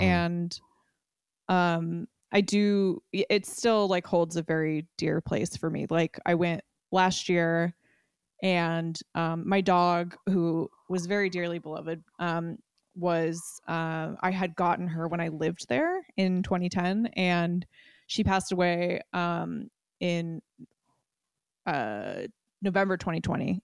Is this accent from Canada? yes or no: no; Alameda, California, United States; I grew up in Alameda, California, which is like, uh, an island in the San Francisco Bay, very close to Oakland.